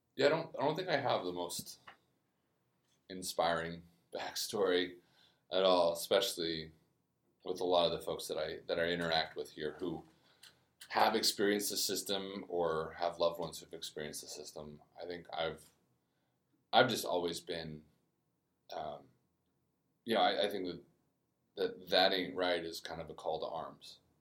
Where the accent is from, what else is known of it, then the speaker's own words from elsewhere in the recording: Aurora, Colorado, United States; moved away as an adult; also born or lived in Namibia; now in New Orleans, United States; I'm from Aurora, Colorado, just outside of Denver